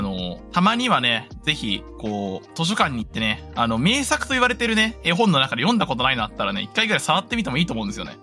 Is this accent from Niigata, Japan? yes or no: yes; Itoigawa, Niigata, Japan; moved away; 地元新潟ですから、新潟県糸魚川市ですので